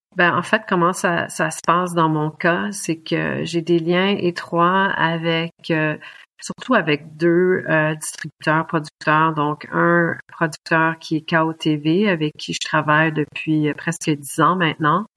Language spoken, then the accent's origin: French; Quebec, Canada; also born or lived in Germany; now in Munich, Germany; je suis québécoise